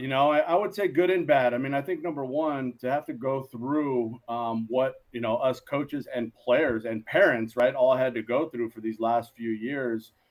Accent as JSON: {"language": "English", "town": "Los Angeles", "region": "California", "country": "United States", "also_born_or_lived": "Moraga, California", "said": "this is back home for us. We're from the San Gabriel Valley here"}